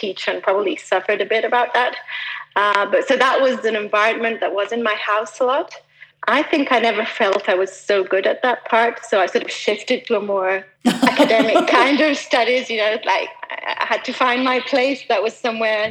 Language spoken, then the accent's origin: English; Milan, Lombardy, Italy; also born or lived in Switzerland; I was born in Switzerland, but just by chance, just over the border. But I grew up in Milan.